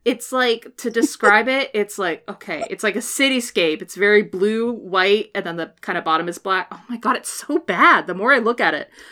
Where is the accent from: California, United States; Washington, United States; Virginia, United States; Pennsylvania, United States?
Washington, United States; growing up in Washington, at least in my in my education in Washington, was you learn about salmon